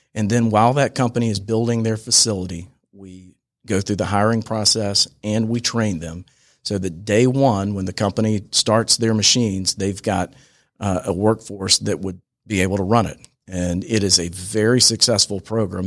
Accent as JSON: {"language": "English", "town": "Franklin Springs", "region": "Georgia", "country": "United States", "said": "Franklin Springs, Georgia. It's about seven hundred and fifty people in Franklin"}